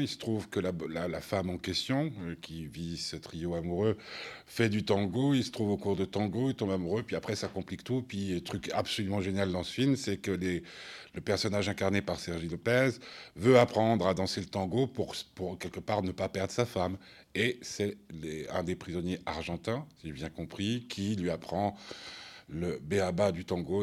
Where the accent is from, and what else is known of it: Switzerland